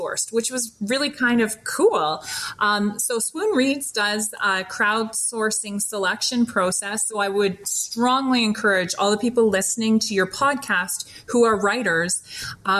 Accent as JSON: {"language": "English", "country": "Canada", "said": "I'm Canadian. I apparently have a lot of Canadianisms that I didn't realize I was using"}